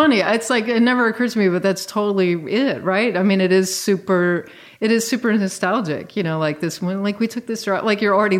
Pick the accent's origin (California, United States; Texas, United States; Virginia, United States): Virginia, United States; I grew up in Virginia. It wasn't sort of a real hotbed of FM radio